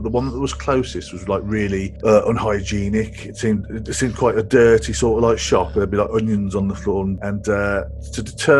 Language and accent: English; Midlands, United Kingdom; I grew up in the Midlands, but we did have some grassy areas and woods and stuff like that.